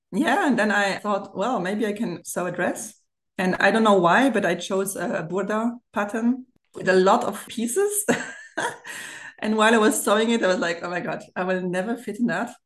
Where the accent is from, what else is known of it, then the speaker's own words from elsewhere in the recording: Germany; accent: German; English is a second language; now in France; I've grown actually in Germany and I'm bilingual. So I do speak French and German from a French German family.